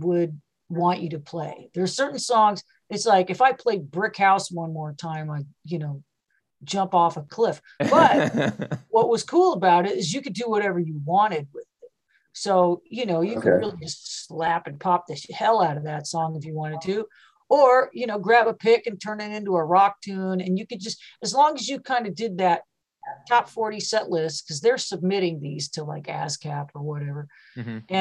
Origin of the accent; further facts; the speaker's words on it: West Virginia, United States; also born or lived in Seattle; now in Portland, United States; I'm from West Virginia.